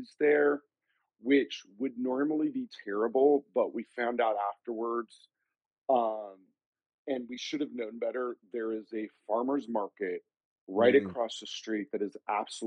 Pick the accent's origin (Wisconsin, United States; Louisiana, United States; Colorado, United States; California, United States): California, United States; Los Angeles; I grew up in West Side LA, so I grew up around a lot of people in the movie business